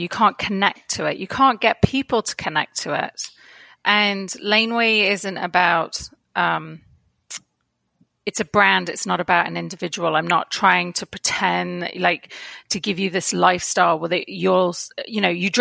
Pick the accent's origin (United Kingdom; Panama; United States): United Kingdom; edge of Dartmoor near Plymouth, Devon, South West England; moved away as an adult; now in Toronto, Canada; I grew up on the edge of Dartmoor near Plymouth.